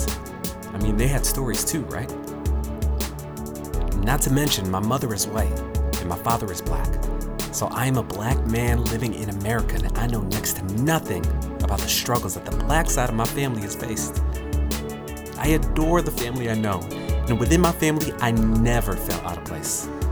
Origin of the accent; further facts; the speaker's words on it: Glens Falls, New York, United States; now in California, United States; I was born in Glens Falls, New York